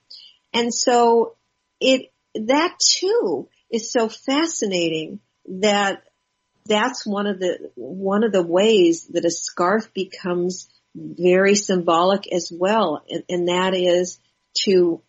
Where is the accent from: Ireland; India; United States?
United States; Los Angeles, California; I grew up in West